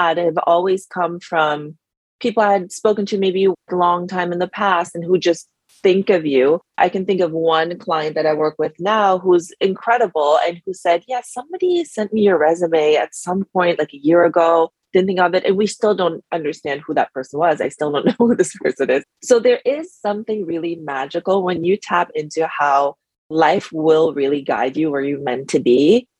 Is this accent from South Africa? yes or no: no; Germany; moved away as an adult; also born or lived in France / United States; now in New York, United States; I moved to New York from Europe, where I grew up. I grew up in Germany and France, and moved to the US in 2008 because I had the US passport.